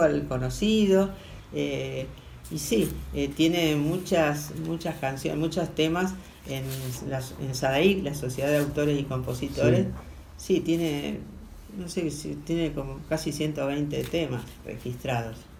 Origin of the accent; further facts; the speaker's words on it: Rosario, Santa Fe, Argentina; Yo bien rosarina